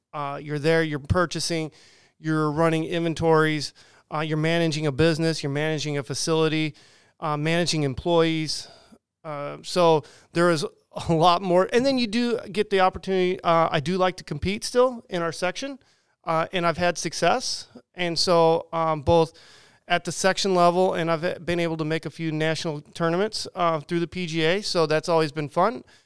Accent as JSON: {"language": "English", "region": "Southern California", "country": "United States", "tie": "born or raised there", "moved": "yes", "lives_now": "Quincy, United States", "said": "I grew up in Southern California"}